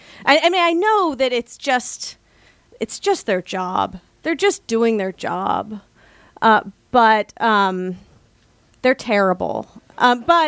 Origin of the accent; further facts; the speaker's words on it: California, United States; now in Washington, D.C., United States; I'm from California